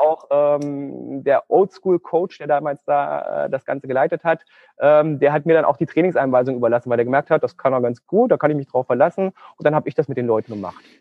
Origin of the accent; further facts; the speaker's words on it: Thuringia, Germany; moved away as an adult; also born or lived in Göttingen; ich komme ursprünglich aus Thüringen. Aus Thüringen. Mhm. Also ich bin äh, ein Ostkind